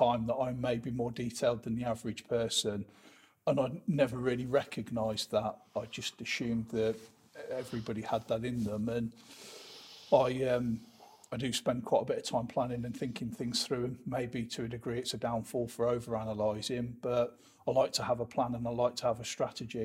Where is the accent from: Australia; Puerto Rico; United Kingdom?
United Kingdom; Leamington Spa, West Midlands; born and bred in Leamington Spa